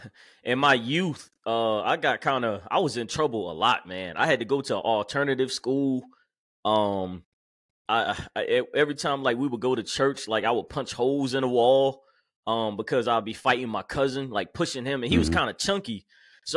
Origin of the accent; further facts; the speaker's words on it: Jersey City, New Jersey, United States; born there; Well, I'm from Jersey City, New Jersey. Then I moved down here after I was born, like 6 months old.